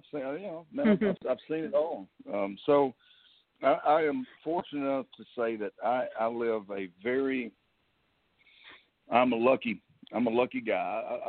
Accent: North Louisiana, United States; moved away as an adult; now in Nashville, United States; Hey, well, I'm from Louisiana. I'm not a Cajun. I'm North Louisiana.

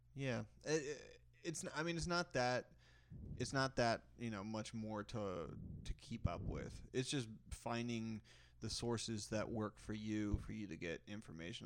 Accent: Texas, United States; also born or lived in Kentucky; I grew up in Texas

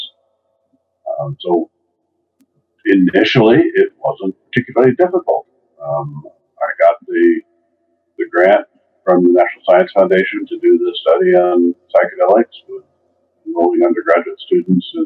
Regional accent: Oregon, United States; moved away as an adult; also born or lived in Iowa; now in San Diego, United States; I grew up in Oregon

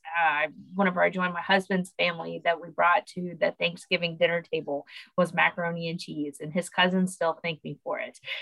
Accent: Oklahoma, United States; now in Louisiana, United States; My family still lives in Oklahoma

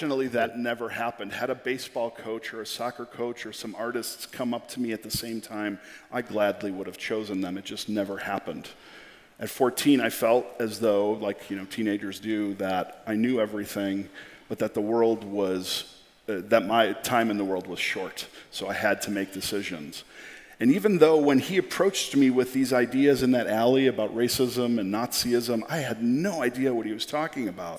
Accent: Chicago, Illinois, United States; I come from Chicago

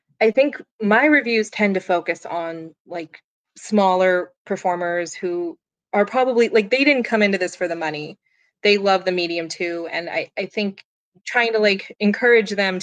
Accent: Phoenix, Arizona, United States; moved away; I was raised in Phoenix

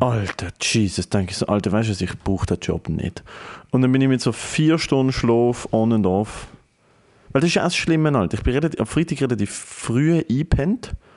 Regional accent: Germany; ich als Deutscher mit deutscher Familie

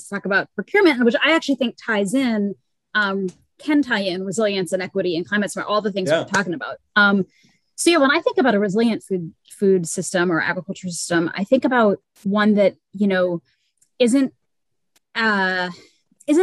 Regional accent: Louisiana, United States; I'm from Louisiana

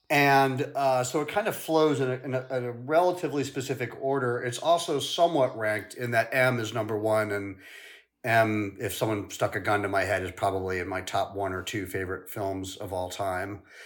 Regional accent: St. Louis, Missouri, United States; also born or lived in London; we moved from London to the States when I was really young, like five, and my mother taught dance at Washington University in Saint Louis. And, uh, I really lived on that campus

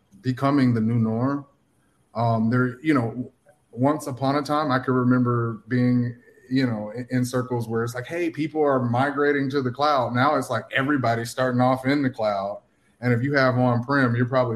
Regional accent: Atlanta, Georgia, United States; moved away as an adult; now in Miami, United States; I'm from Atlanta area. I currently live in Miami now

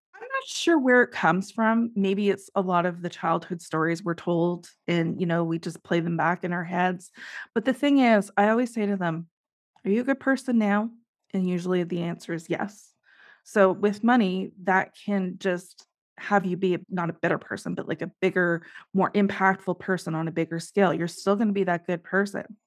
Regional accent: Canada; I am Canadian

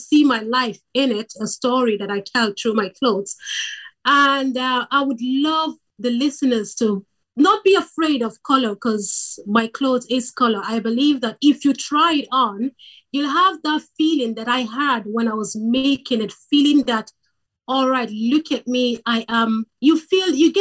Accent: Nigeria; now in Ireland; I am originally from Nigeria. I live in Ireland.

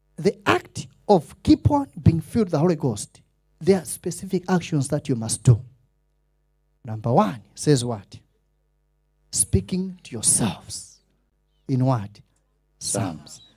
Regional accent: Malawi; accent: Malawian; I didn't want to sound Malawish

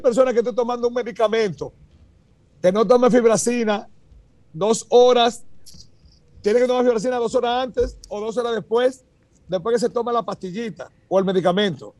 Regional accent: Dominican Republic; now in United States; somos dominicanos como quiera, puro orgullo

